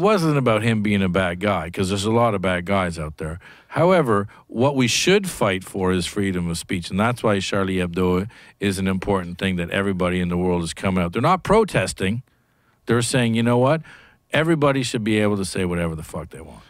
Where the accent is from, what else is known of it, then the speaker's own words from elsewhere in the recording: Canada; moved away; I come from Canada, where universal healthcare when I grew up was good.